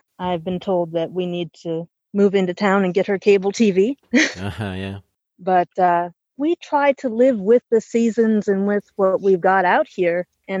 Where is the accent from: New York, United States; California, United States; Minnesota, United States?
Minnesota, United States; also born or lived in Fargo, North Dakota; now in Tennessee, United States; I was from Minnesota, about 300 miles south of the Canadian border